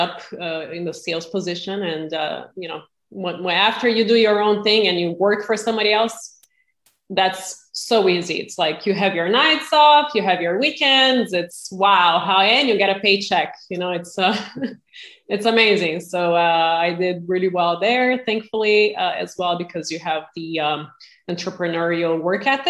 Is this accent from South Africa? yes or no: no; Brazil; moved away as an adult; now in United States; I'm originally from Brazil and was blessed enough to come to the U.S. when I was 18, 20 years ago